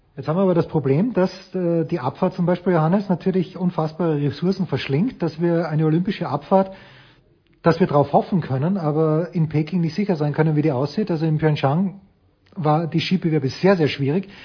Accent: Austria; Für mich als Österreicher

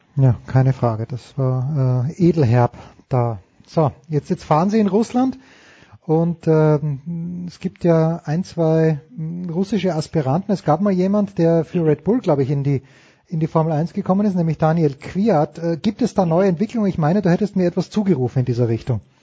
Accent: Austria; ich bin Österreicher

